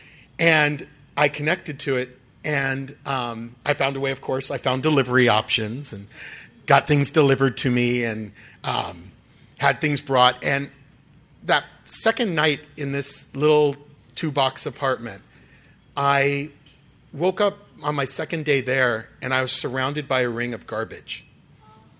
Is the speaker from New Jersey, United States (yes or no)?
no; Dublin, California, United States; moved away as an adult; now in Los Angeles, United States; I grew up in Dublin, just down the road here, a few hours away. And so I'm a Northern California person at heart.